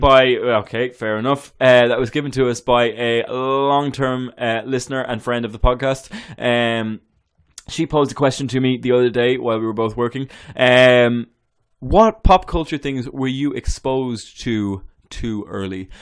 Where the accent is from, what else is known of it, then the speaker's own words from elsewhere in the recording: Ireland; moved away; I am so Irish